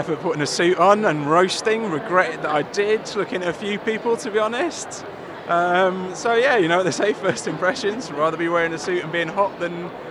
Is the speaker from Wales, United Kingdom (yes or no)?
yes; North Wales, United Kingdom; also born or lived in Golders Green; now in London, United Kingdom; currently living in Golders Green, but originally from North Wales.